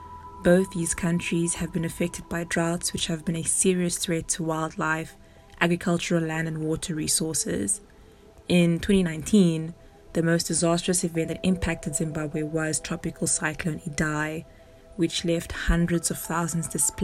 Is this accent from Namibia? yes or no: yes; Namibia; I am from Namibia, which is a desert country in Southwest Africa, situated next to the cold Southeast Atlantic Ocean.